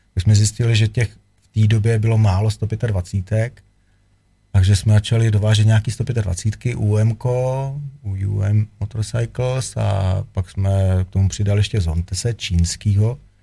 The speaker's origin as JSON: {"language": "Czech", "country": "Czechia", "said": "jsem Čech, jsem patriot"}